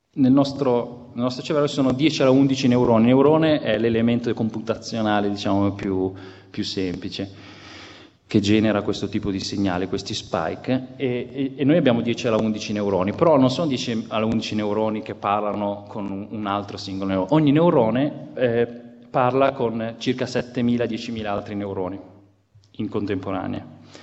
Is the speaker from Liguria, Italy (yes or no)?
yes; Genoa, Liguria, Italy; Io sono genovese